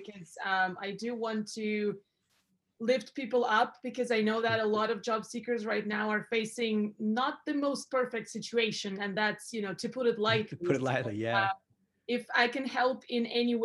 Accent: Russia; also born or lived in Europe; now in Canada; I was born in Russia

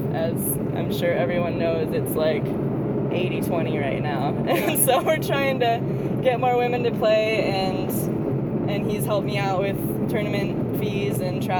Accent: United States; moved away as an adult; now in Portland, United States; I'm from Wisconsin, Minnesota originally, and I moved to Portland about a year and a half ago.

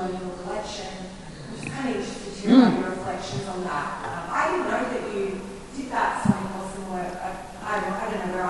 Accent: South Australia, Australia; I'm from South Australia

